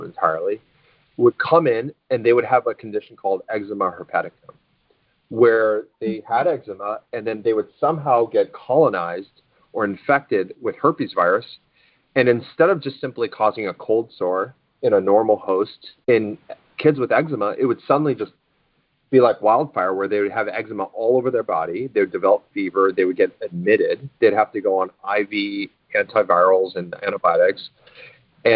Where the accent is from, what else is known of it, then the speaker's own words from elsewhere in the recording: Alaska, United States; I grew up in Alaska, and we watch the Iditarod every year